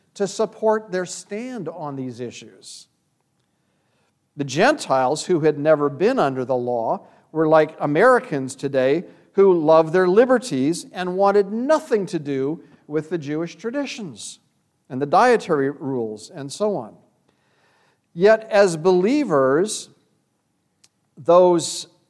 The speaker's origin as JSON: {"language": "English", "country": "Canada", "tie": "born or raised there", "said": "When I grew up in Canada"}